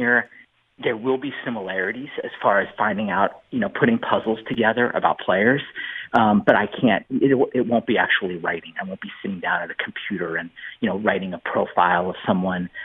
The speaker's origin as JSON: {"language": "English", "town": "San Diego", "region": "California", "country": "United States", "said": "I'm from San Diego"}